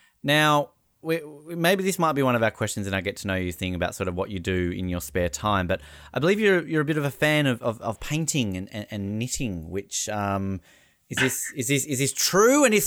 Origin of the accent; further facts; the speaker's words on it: Hobart, Tasmania, Australia; where I grew up in Hobart